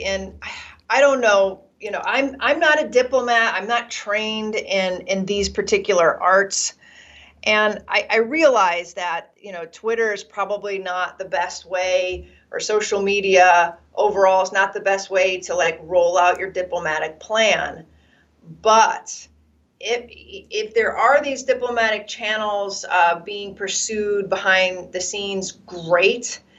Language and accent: English; United States; as an American